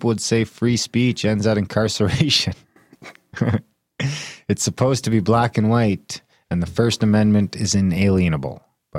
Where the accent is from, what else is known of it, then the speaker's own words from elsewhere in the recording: Thunder Bay, Ontario, Canada; Yeah, it's my home country.